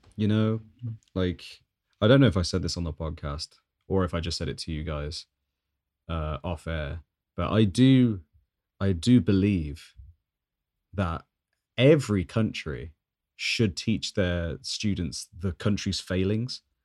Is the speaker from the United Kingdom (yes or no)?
yes; Birmingham, West Midlands, United Kingdom; growing up in Birmingham